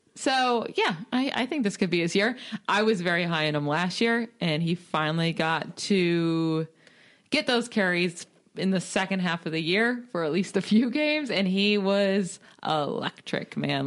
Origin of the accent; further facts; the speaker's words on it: Syracuse, New York, United States; I'm from Syracuse